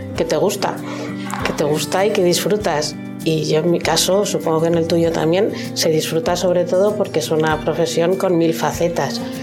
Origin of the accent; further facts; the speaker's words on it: Madrid, Community of Madrid, Spain; moved away as an adult; now in Navarre, Spain; Yo soy de Madrid, me vine a vivir a Navarra